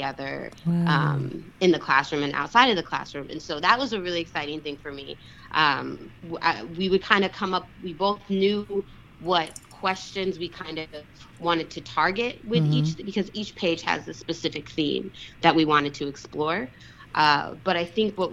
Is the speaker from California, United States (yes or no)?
no; Denver, Colorado, United States; I grew up in Denver.